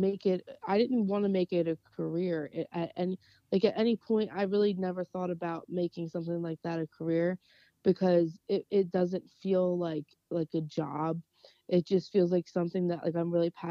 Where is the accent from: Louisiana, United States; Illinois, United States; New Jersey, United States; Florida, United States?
New Jersey, United States; growing up in South Jersey, very, very close to Camden